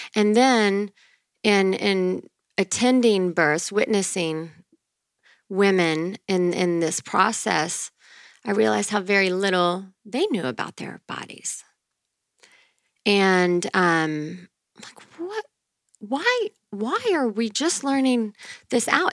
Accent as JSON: {"language": "English", "region": "northern Louisiana", "country": "United States", "tie": "born or raised there", "moved": "yes", "said": "I'm from um, Louisiana, Louisiana."}